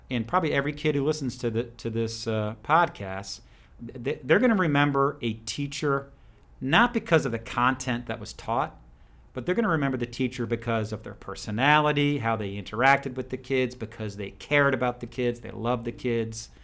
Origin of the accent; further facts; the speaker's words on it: New Jersey, United States; moved away as an adult; also born or lived in Ireland (ancestry); now in Georgia, United States; I grew up in New Jersey